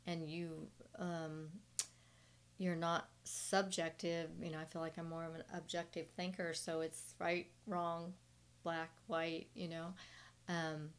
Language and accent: English; Southern California, United States; now in Dallas-Fort Worth, United States; I grew up in Southern California